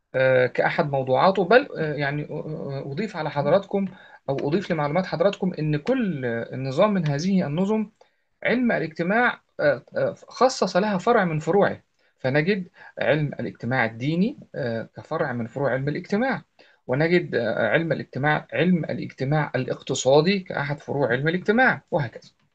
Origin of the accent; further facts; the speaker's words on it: Egypt; عندنا في مصر